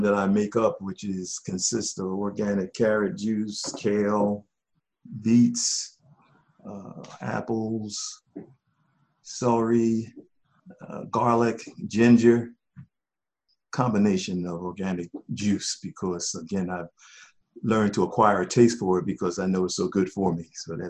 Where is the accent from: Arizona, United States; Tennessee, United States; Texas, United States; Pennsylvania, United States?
Pennsylvania, United States; Philadelphia; Well, I had a wonderful upbringing. It was back in the day where you had true community in our African community.